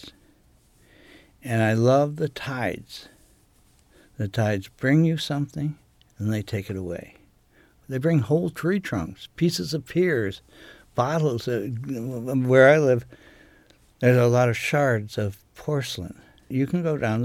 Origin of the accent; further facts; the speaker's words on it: United States; now in Maine, United States; I was raised on Chesapeake Bay.